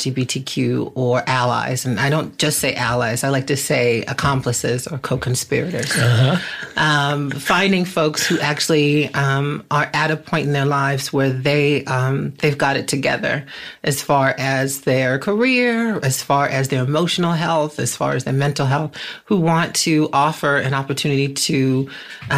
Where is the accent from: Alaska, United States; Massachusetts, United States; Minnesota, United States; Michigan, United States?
Massachusetts, United States; Boston; moved away as an adult; now in Los Angeles, United States; I hail from Boston, Massachusetts